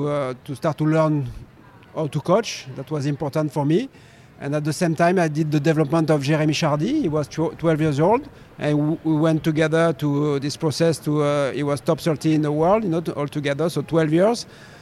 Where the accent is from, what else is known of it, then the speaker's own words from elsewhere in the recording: Pau, Nouvelle-Aquitaine, France; I decided to go in my hometown in Pau, southwest of France. I love this region, and I built my own team